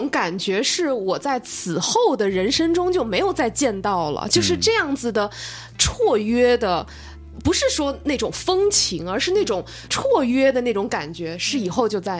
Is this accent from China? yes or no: yes; southern China, China; now in Beijing, China; 所以，我其实经常会在北京有一种怅然若失的感觉，是因为我是南方人。